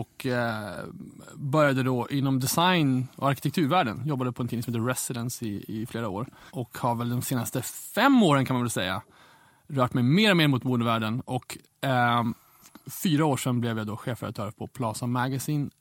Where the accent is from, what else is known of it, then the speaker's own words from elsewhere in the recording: Umeå, Västerbotten County, Sweden; moved away; kommer från Umeå ursprungligen. Ja. Och jag är ju kommer från punk och hardcore-rörelsens Umeå där jag är uppvuxen på slutet på 90-talet